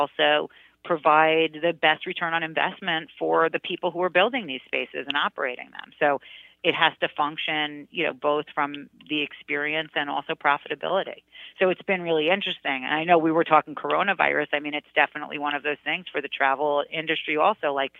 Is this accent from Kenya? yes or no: no; New York City, New York, United States; at 12, and as a New Yorker, I mean, my God, I was a Queens kid. I was a city girl.